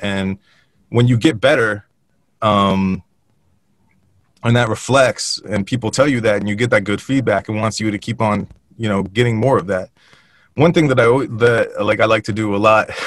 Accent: Westfield, United States; moved away as an adult; also born or lived in California; we were raised up in Westfield

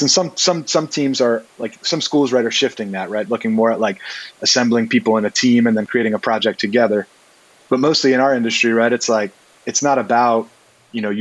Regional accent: Baltimore, Maryland, United States; now in Brooklyn, United States; so I'm originally from Maryland. I was born in Baltimore and raised, you know, in the area

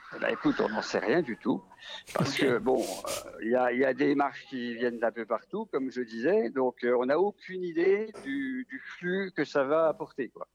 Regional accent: Vosges, Grand Est, France; accent: Vosgien; c'est un accent vosgien

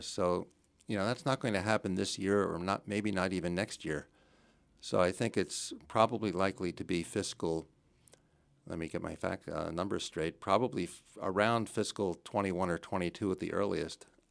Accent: New Jersey, United States; moved away as an adult; also born or lived in Connecticut / Chicago; now in Belmont, United States; I'm from New Jersey originally. I grew up in New Jersey

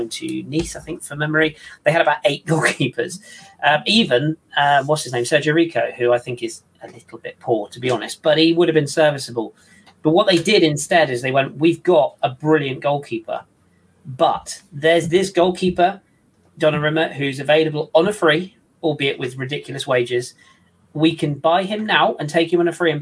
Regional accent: Plymouth, South West England, United Kingdom; my hometown

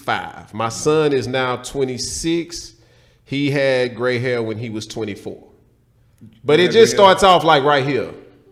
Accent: Houston, Texas, United States; I'm from Houston.

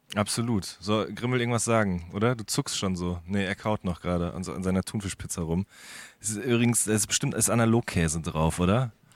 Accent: Hagen, North Rhine-Westphalia, Germany; now in Berlin, Germany; ich komme ja aus dem, aus dem Ruhrgebiet oder quasi an, aus der, an der Grenze zum Ruhrgebiet bin ich geboren worden in Hagen

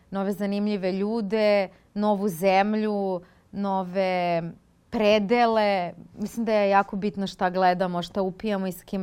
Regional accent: Belgrade, Serbia; moved away as an adult; also born or lived in Israel; ja sam glumica iz Beograda

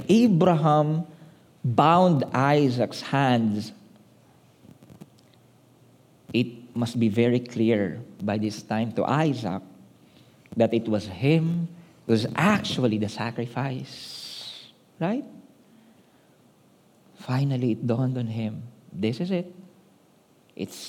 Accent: Manila, Metro Manila, Philippines; We grew up in Manila

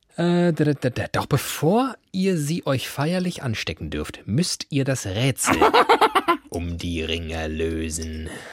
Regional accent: Hesse, Germany; ich sage das als Hesse

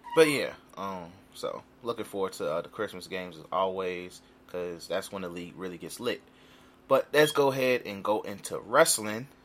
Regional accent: Chicago, Illinois, United States; we are from Chicago, so we Central niggas

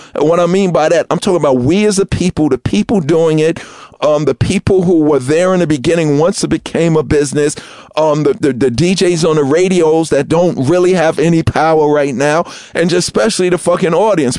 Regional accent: New York City, New York, United States; I grew up in Queens

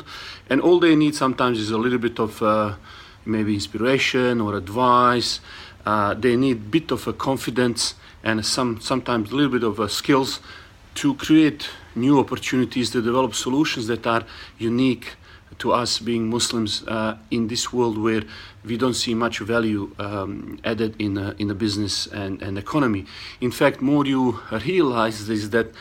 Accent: Bosnia & Herzegovina; now in Australia; originally I was born in Bosnia, I live in Australia

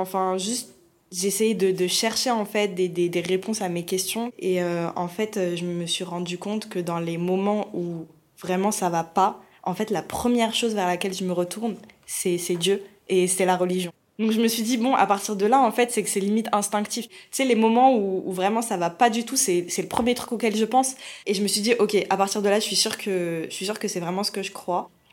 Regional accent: France; je suis française et, d'origine algérienne

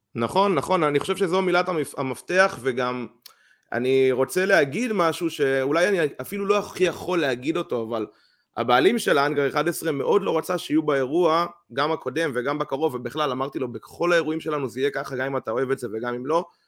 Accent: Israel

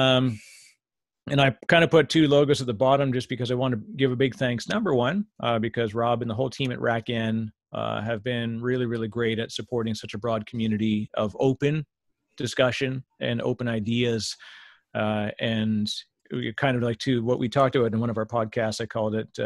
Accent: Canada; I'm Canadian, so I say it weird

